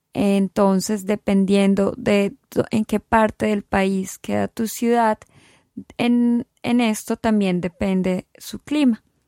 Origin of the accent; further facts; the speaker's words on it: Colombia; moved away as an adult; now in Scotland, United Kingdom; yo soy colombiana